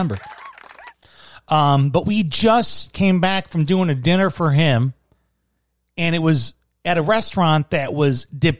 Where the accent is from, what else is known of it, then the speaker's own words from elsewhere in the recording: Midwest, United States; moved away; As a Midwesterner